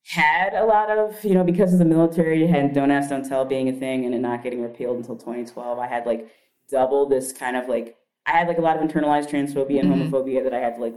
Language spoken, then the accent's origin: English; Kenya; moved away; also born or lived in Chicago; my blackness and my, you know, me being Kenyan